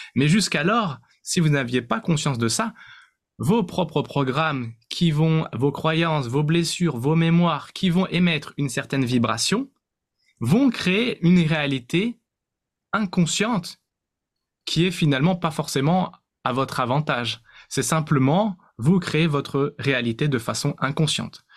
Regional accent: France; on est né en France, euh, On a certainement, euh, beaucoup de, de, de points communs parce qu'on est français

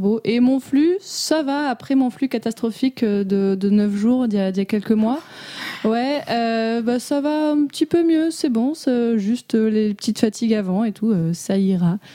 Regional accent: Morocco; j'ai grandi au Maroc

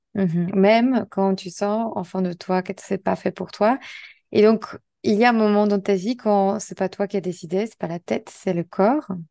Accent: Poland; toutes les deux on était polonaises

